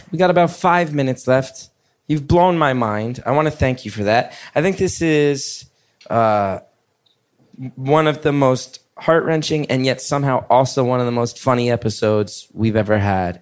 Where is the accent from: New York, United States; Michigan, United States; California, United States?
New York, United States; I'm a New Yorker